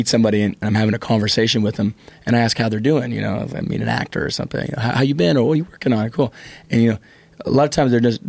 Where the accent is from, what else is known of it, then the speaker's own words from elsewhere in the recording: California, United States; moved away; I'm from California, so I feel have a, you know, has a place in my heart here.